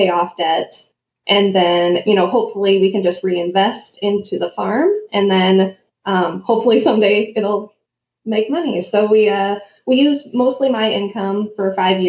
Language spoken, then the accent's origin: English; Anaconda, Montana, United States; I grew up here. I grew up in Anaconda.